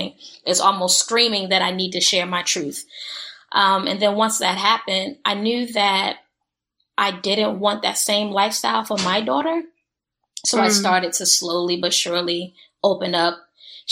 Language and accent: English; Newark, New Jersey, United States; moved away; I grew up in Newark, New Jersey